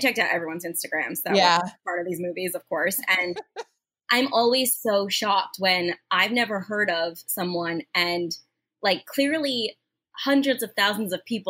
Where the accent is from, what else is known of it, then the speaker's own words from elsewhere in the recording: United States; I get so jealous as an American actor.